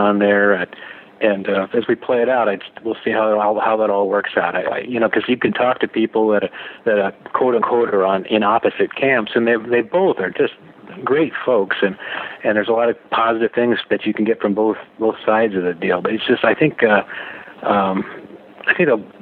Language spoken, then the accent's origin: English; California, United States; the Stagecoach Music Festival, I mean, I got incredibly lucky. This thing's in my hometown